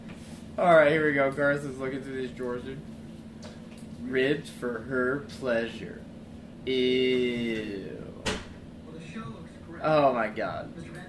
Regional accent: Kowloon Bay, Kowloon, Hong Kong; born there; I was born in Kowloon Bay.

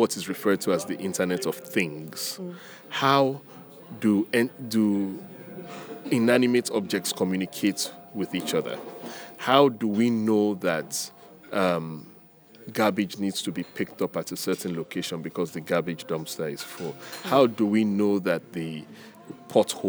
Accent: Nigeria; moved away as an adult; also born or lived in United States / Ghana; I grew up in Nigeria.

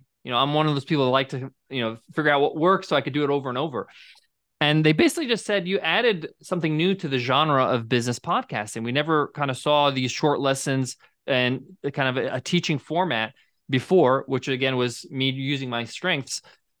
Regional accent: New York, United States; I'm a New Yorker, so this is not how I grew up, right?

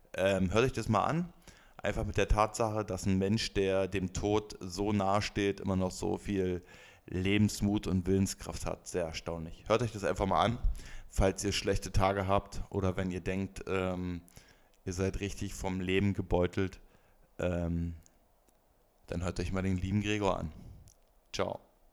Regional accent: Berlin, Germany; als Berliner

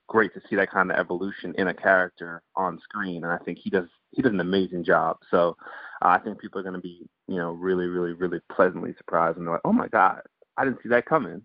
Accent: Guyana; born or raised there; also born or lived in Antigua; now in United States

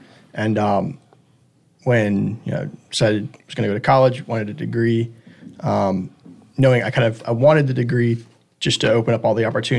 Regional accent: Atlanta, Georgia, United States; moved away as an adult; now in Richmond, United States; I'm originally from Atlanta. Moved up here for VMI, and while I was there, applied here. And I've been in the Richmond area ever since.

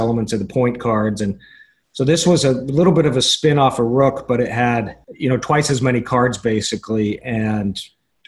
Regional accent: Salt Lake City, Utah, United States; I grew up in Salt Lake, out in Utah.

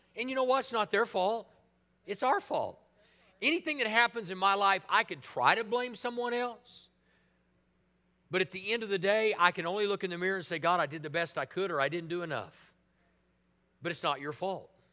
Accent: Tulsa, Oklahoma, United States; living in Tulsa at the time, I thought, well, man, you know, this is my hometown

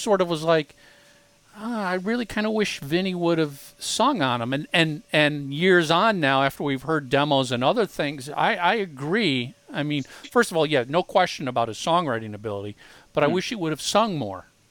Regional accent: Minneapolis, Minnesota, United States; Tommy and I grew up in in Minneapolis

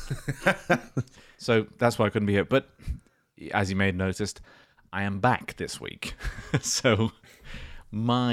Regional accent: Ireland; I'm Irish. Do you know that? I'm Irish. I was born in Ireland. I was raised in Ireland

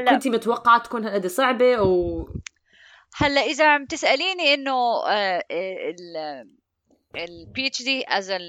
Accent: Amman, Amman Governorate, Jordan; moved away; لاني أنا جيت من عمان لهون فكان يعني هاي كلياتها بت... وكيف تعيش لحالك وكيف تنظم أمورك وكيف تفهم نظام الحياة هون

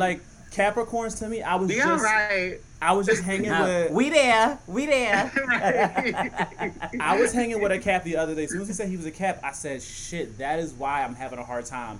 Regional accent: Philadelphia, Pennsylvania, United States; Shorty J literally grew up down the street from me in Philly. I'm from Philly.

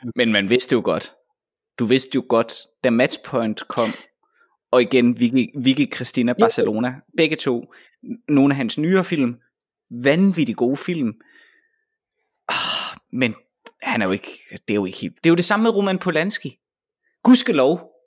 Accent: Vejle, Southern Denmark, Denmark; Vejle, hvor jeg kommer fra

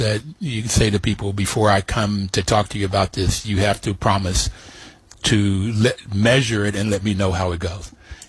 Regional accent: West Virginia, United States; the out-and-out racism that I saw in growing up in West Virginia.

